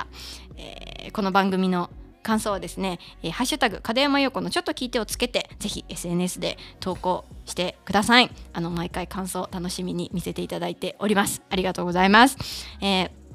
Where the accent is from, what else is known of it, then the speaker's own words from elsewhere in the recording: Kansai, Mie, Japan; accent: Kansai dialect (Mie dialect); 家族とかと喋る時は、こう、関西弁になって